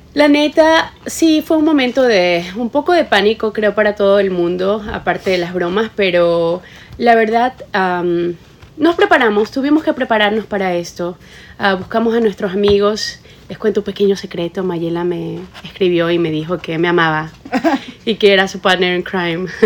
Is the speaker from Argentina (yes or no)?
no; Ecuador; yo soy de Ecuador, la mitad del mundo